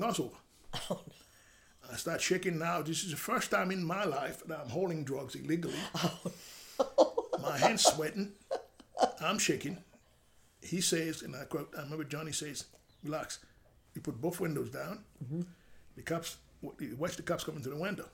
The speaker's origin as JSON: {"language": "English", "region": "New York", "country": "United States", "tie": "born or raised there", "second_language": "English", "said": "this basic Spanish, which I learned in the street growing up in Washington Heights."}